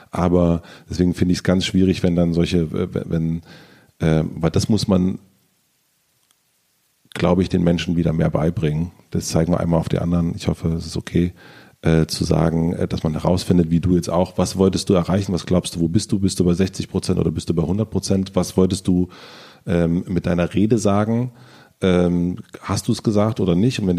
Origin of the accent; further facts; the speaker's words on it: East Germany, Germany; Ich, war, ich bin Ostdeutscher.